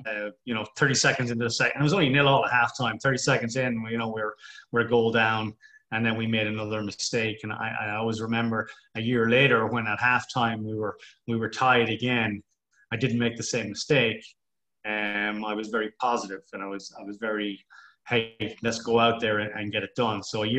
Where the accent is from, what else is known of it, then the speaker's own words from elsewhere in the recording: Memphis, Tennessee, United States; Growing up in Memphis, I did an international business degree, and I never thought I'd get into coaching.